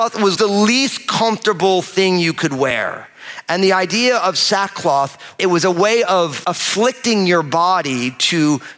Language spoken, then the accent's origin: English; New Jersey, United States; I'm from New Jersey